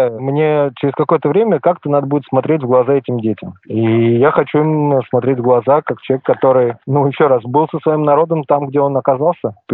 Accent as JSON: {"language": "Russian", "region": "Moscow", "country": "Russia", "tie": "born or raised there", "said": "но я коренной москвич, и для меня мой родной город, и уж тем более Кремль, это особое место."}